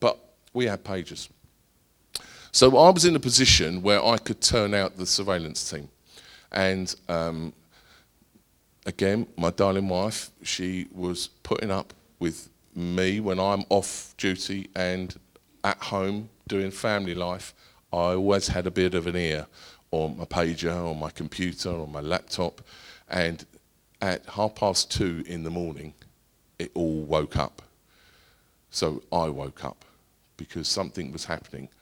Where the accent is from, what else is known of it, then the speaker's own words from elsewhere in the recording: Essex, East of England, United Kingdom; I'm from Essex